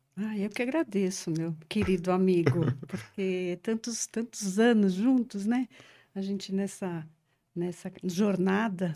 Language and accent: Portuguese; São Paulo, Brazil; Eu sou paulistana da gema mesmo, da moca